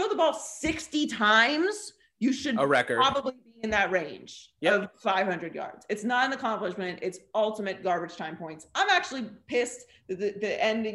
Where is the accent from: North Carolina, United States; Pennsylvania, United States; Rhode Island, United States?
Pennsylvania, United States; Pittsburgh; Born and raised in Pittsburgh